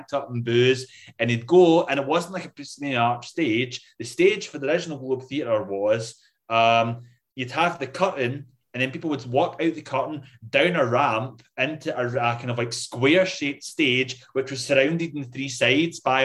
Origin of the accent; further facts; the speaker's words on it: Scotland, United Kingdom; I am Scottish